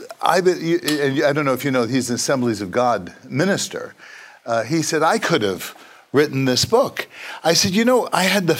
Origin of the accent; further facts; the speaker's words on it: New York City, New York, United States; as an Italian-American kid growing up in Brooklyn